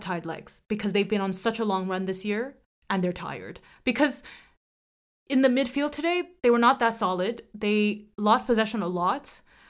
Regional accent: Barcelona, Catalonia, Spain; I was born to love Barcelona because I'm from Barcelona.

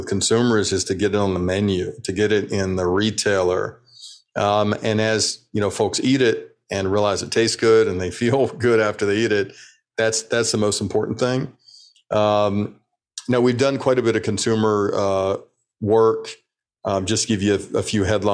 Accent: Birmingham, Alabama, United States; I grew up in Birmingham, Alabama

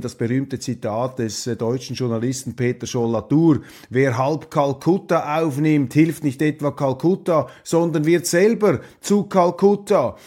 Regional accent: Switzerland; meiner Heimat, meines Heimatlandes

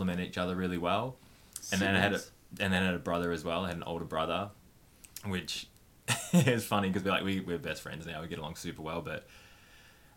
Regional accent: Wodonga, Victoria, Australia; I was born in Wodonga in Victoria and grew up super loving family.

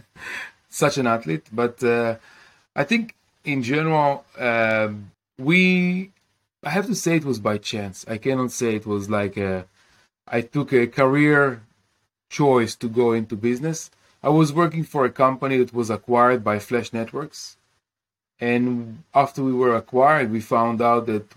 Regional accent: Kiryat Bialik, Haifa District, Israel; I grew up in Kiryat Bialik in Israel.

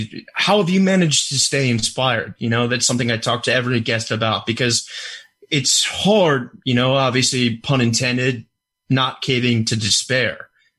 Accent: Richmond, Virginia, United States; moved away; I'm from Richmond, Virginia.

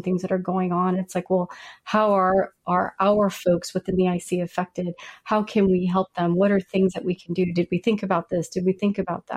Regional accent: Louisiana, United States; moved away; also born or lived in Virginia; I'm from Louisiana

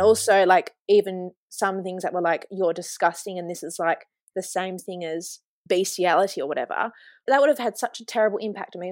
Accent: Kalgoorlie, Western Australia, Australia; I was born in Kalgoorlie Hospital and grew up here

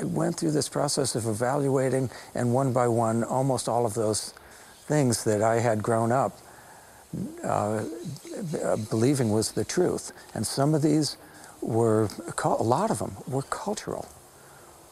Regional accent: Los Angeles, California, United States; I grew up in Los Angeles. I'm a city boy

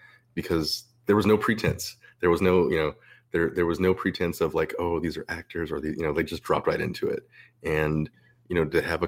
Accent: Southern California, United States; I grew up here in Southern California

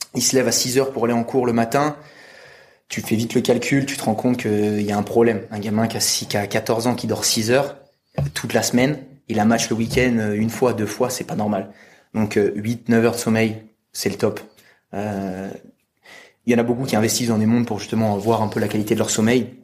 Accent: France; je suis français, 25 ans

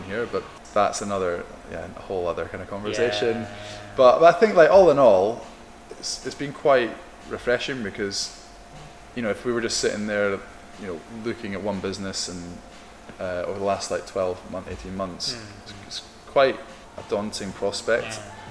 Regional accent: Scotland, United Kingdom; I'm Scottish

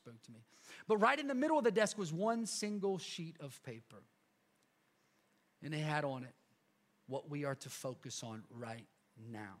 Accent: United States; I'm an American

